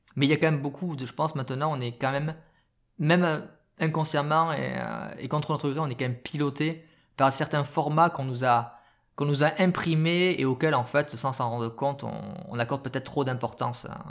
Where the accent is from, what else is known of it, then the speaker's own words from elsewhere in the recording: France; chez nous en France